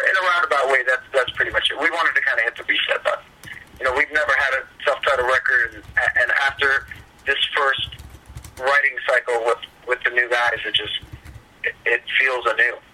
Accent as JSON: {"language": "English", "town": "Fort Lauderdale", "region": "Florida", "country": "United States", "tie": "born or raised there", "said": "I'm from Fort Lauderdale, and I grew up near Miami my whole life"}